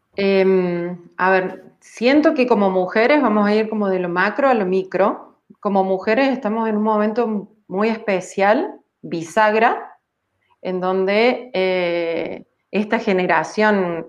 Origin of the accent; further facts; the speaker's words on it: Córdoba, Argentina; also born or lived in Germany; eso terminó siendo un cordobés y sigo en Córdoba, en Argentina